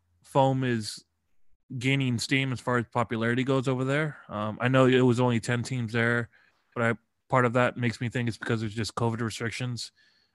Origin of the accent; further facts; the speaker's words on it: United States; accent: American; because of my American pronunciations, I probably butcher a lot of things.